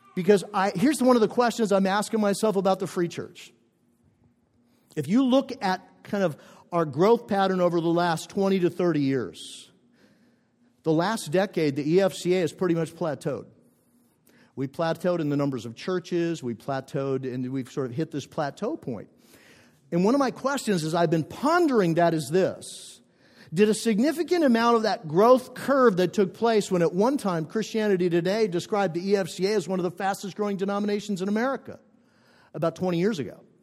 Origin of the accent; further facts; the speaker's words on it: northern Minnesota, United States; moved away; I grew up in a, in a small town in northern Minnesota, about 50 miles from the Canadian border